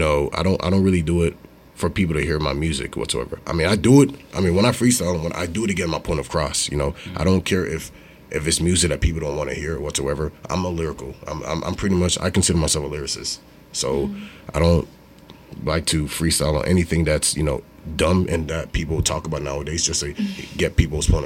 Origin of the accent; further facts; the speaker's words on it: United States; I was raised in the United States, so that's why I don't speak with an accent whatsoever